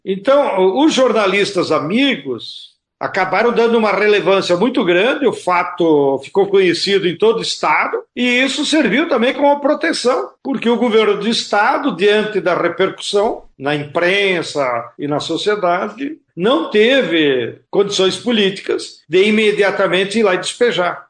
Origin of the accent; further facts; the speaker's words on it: Rio Grande do Sul, Brazil; Lá na minha terra nós tínhamos tido o Master